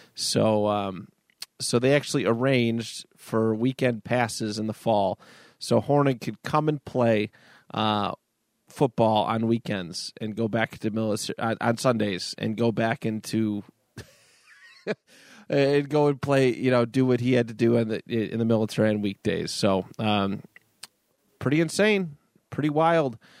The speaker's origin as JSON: {"language": "English", "country": "United States", "said": "we're all American"}